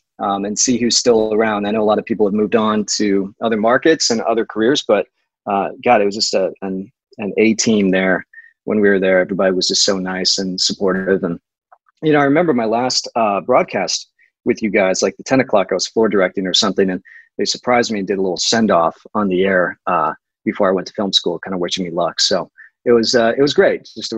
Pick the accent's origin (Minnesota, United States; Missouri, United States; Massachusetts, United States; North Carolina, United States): Missouri, United States; Maryville; moved away as an adult; also born or lived in Kansas City; I'm from Maryville, up in the northwest corner, home of the Bearcats. And I grew up there, but I've also spent some time in Kansas City. I lived there for a couple years while I was in the AmeriCorps. After college and before film school.